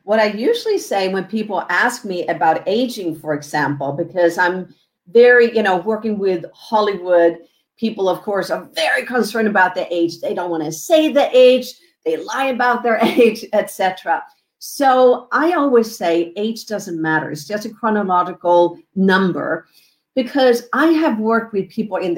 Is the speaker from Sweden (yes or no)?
yes; Sweden; moved away as an adult; now in Southern California, United States; I am originally from Sweden. I came over here because I love the sun, love Southern California